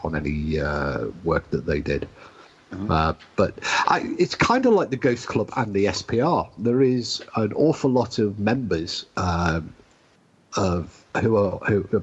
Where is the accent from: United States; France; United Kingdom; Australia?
United Kingdom; as we British say